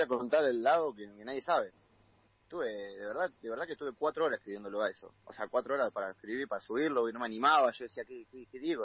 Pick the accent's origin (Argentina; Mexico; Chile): Argentina; General Madariaga, Buenos Aires Province